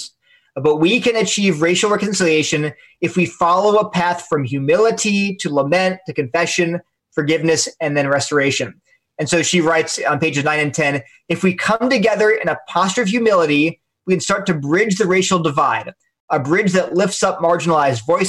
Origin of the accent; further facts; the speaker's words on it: Delaware, United States; I'm from Delaware, so maybe it's a Delaware thing